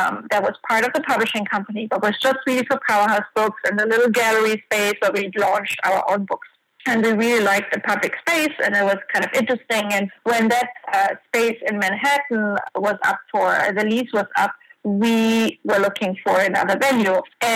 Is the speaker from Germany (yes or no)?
yes; Germany; moved away as an adult; also born or lived in France; now in New York, United States; I'm originally from Germany, worked in Art World, Sotheby's, and you know, a couple of museums